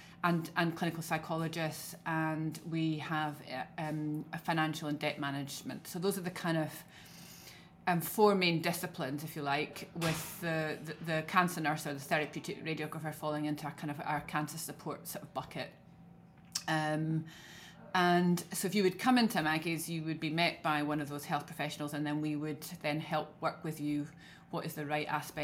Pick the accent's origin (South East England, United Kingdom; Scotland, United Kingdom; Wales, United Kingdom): Scotland, United Kingdom; accent: Scottish; as you can tell from my accent, I'm very Scottish.